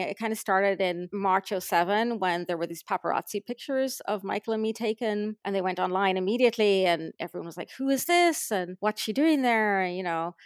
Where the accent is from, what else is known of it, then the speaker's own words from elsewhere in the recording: Ireland; now in Los Angeles, United States; I was from Ireland